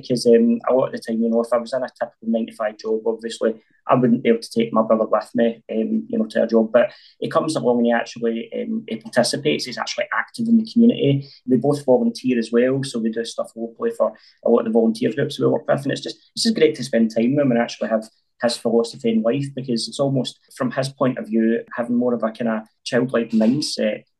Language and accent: English; Glasgow, Scotland, United Kingdom; it was tough growing up in North Glasgow